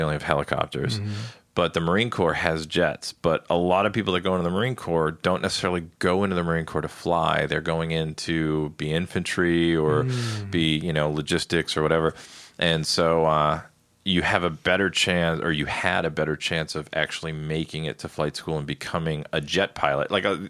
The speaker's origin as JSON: {"language": "English", "country": "Ireland", "said": "Even though I'm Irish and I'll probably catch hell for this, I actually liked the English stout better than the Irish stout."}